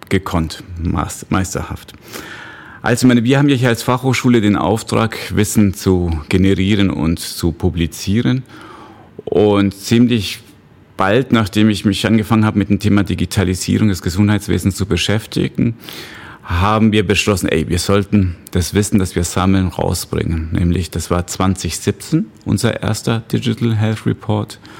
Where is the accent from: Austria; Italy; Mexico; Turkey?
Mexico; German is a second language; also born or lived in Bavaria, Germany; ich sage immer, ich bin ein Austro-Mexikaner. Heißt, ich bin eigentlich in Mexiko geboren, dort noch zur Schule gegangen, aber ursprünglich, also vom Pass her Österreicher.